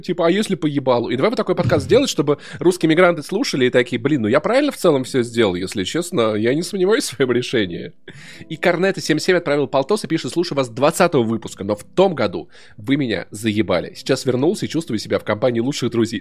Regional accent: Voronezh, Voronezh Oblast, Russia; moved away; also born or lived in Sokolniki, Moscow; я просто пацан из Воронежа, ну жил вот в школе, учился так себе

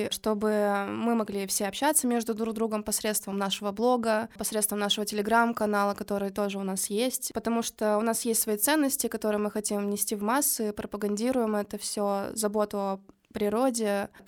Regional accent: Kirov, Kirov Oblast, Russia; now in Saint Petersburg, Russia; Ну вот я тоже из Кирова

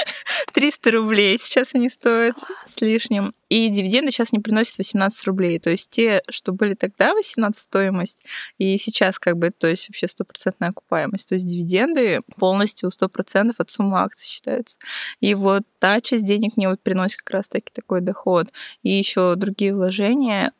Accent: Udmurtia, Russia; also born or lived in Saint Petersburg; лет до пяти, до трё, четырёх мама щас с папой жили, потом вот мы уехали из Питера в Удмуртию

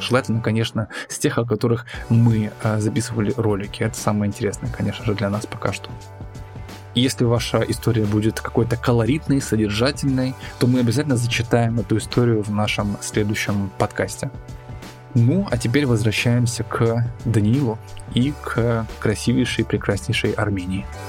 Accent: Russia

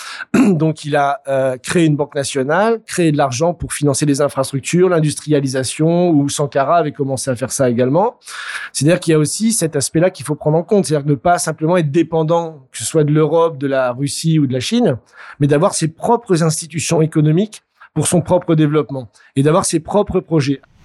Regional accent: France

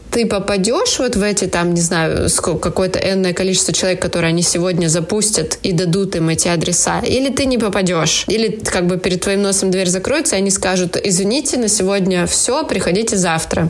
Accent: Ukraine; moved away as an adult; now in Paris, France; мы уже собирались уезжать из Украины во Францию

